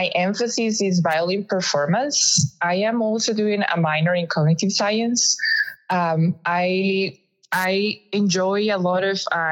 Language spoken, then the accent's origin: English; Costa Rica; moved away as an adult; now in Arizona, United States; I am from Costa Rica, I was teaching at the National System of Music.